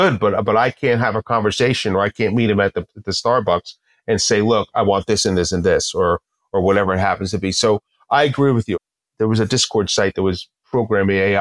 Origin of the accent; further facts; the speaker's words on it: New Jersey, United States; I'm from Jersey